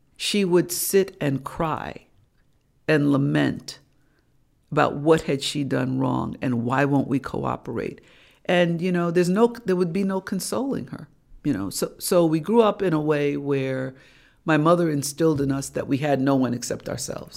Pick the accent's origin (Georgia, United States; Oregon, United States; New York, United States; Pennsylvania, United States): New York, United States; New York City; I was born and raised in Harlem